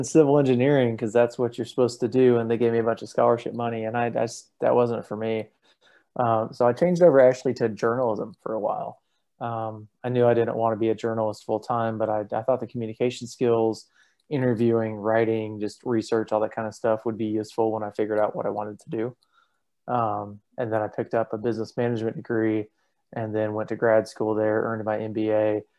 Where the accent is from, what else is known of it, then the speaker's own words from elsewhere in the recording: Tuscaloosa, Alabama, United States; also born or lived in Southeast US; I'm from all over the place. My parents served in the military. My dad was active duty Army for 28 years. So I've lived all over the Southeast. Tuscaloosa, Alabama is where I call home.